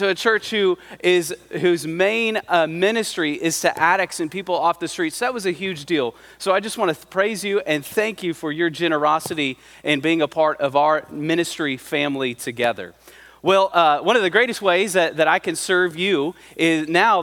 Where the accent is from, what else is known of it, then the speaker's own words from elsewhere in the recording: Central Valley, California, United States; I grew up in the Central Valley. I'm one of those weird people that actually loves living in the Central Valley